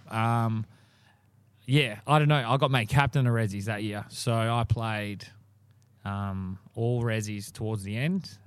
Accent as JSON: {"language": "English", "town": "Morley", "region": "Western Australia", "country": "Australia", "tie": "born or raised there", "said": "I grew up in Morley, played for Noranda."}